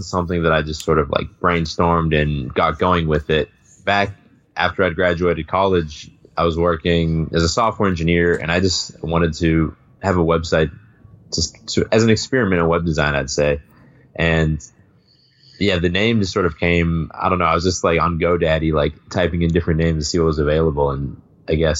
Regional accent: south of Boston, Massachusetts, United States; moved away as an adult; now in Spain; I grew up a little bit south of Boston and I went to the public high school in my town

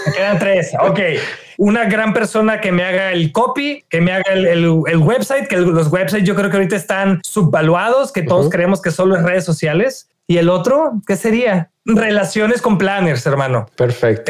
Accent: Reynosa, Tamaulipas, Mexico; yo soy de, de Reynosa

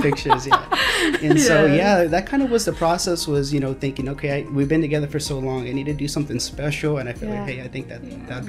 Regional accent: San Antonio, Texas, United States; born and raised in San Antonio.

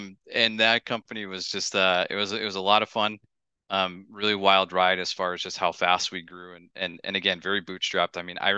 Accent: Northeast, United States; I grew up in the Northeast and I didn't want to go to Phoenix.

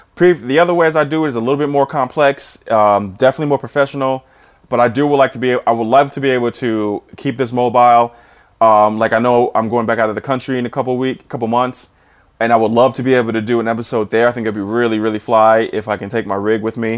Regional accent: New Jersey, United States; also born or lived in Saint Louis; now in St. Louis, United States; I'm from New Jersey

